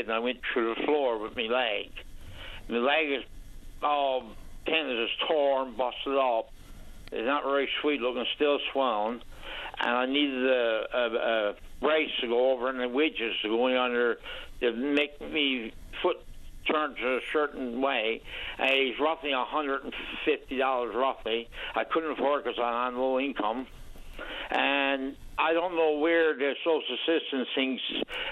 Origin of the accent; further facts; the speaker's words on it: Canada; I'm a Canadian